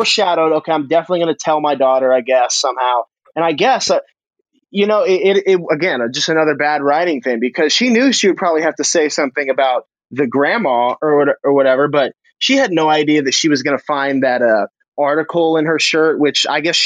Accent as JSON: {"language": "English", "region": "Texas", "country": "United States", "tie": "born or raised there", "said": "growing up in Texas"}